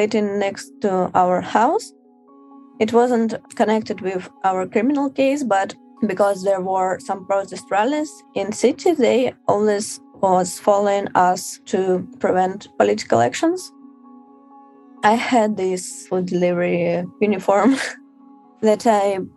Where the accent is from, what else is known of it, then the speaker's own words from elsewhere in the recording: Moscow, Russia; I'm from Moscow.